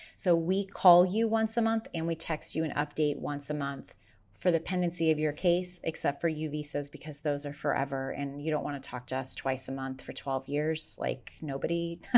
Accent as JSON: {"language": "English", "region": "Kansas", "country": "United States", "tie": "born or raised there", "also_born_or_lived": "Las Vegas, Nevada", "moved": "yes", "lives_now": "Arizona, United States", "said": "my home state of Kansas"}